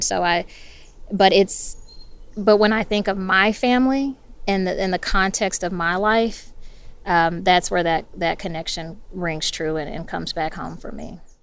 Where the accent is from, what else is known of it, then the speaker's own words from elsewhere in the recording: Memphis, Tennessee, United States; now in Sewanee, United States; growing up in Memphis